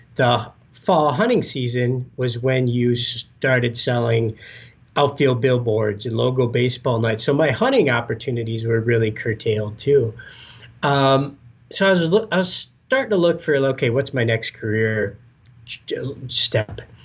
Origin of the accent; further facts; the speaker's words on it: Escanaba, Michigan, United States; moved away as an adult; now in Minnesota, United States; I grew up in the Upper Peninsula of Michigan